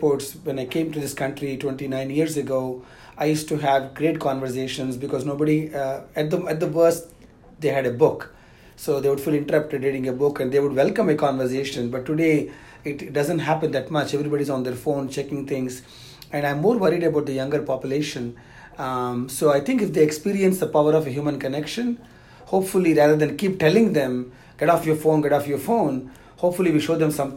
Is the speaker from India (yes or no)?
yes; South India, India; I'm from the South India